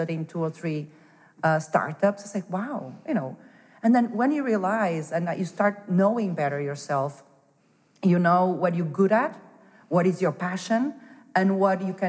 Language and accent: English; Porto, Norte, Portugal; moved away as an adult; also born or lived in Denmark / Lisbon / Madrid; I was born in Porto and raised in Porto